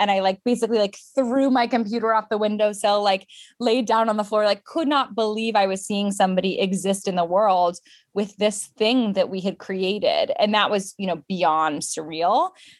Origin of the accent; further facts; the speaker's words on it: London, United Kingdom; also born or lived in Japan; So I was born in London and then we lived in Japan for a bit. But the bulk of my life was spent in the UK. And my parents are American, hence the no accent.